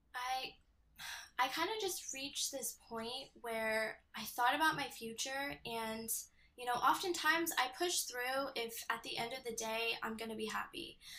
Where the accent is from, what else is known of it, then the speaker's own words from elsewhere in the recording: Temecula, California, United States; I grew up in Temecula, California.